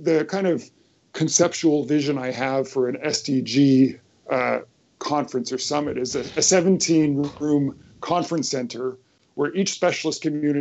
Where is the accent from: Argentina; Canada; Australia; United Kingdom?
Canada; in Canada, my home country